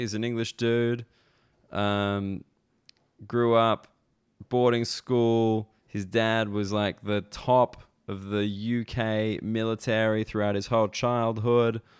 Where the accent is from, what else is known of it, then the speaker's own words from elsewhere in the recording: Australia; moved away as an adult; now in United Kingdom; as an Australian person come to the U K